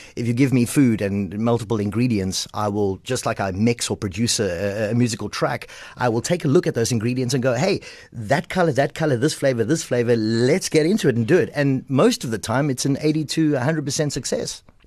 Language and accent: English; Port Elizabeth, Eastern Cape, South Africa; I'm from Port Elizabeth, from Kleiberga, P